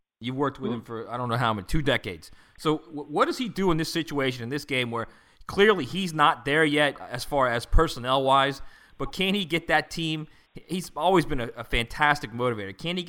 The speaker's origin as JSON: {"language": "English", "region": "the South", "country": "United States", "said": "we're from the South and we're old crackers and we're proud of it."}